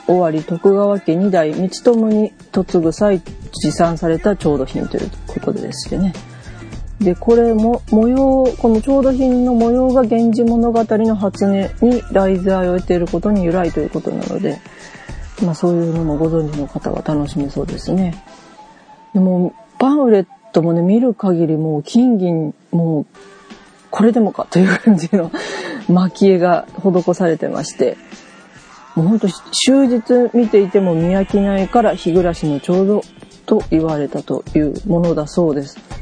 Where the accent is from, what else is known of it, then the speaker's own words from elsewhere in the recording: Kyushu, Japan; 私もね、九州で生まれたにしては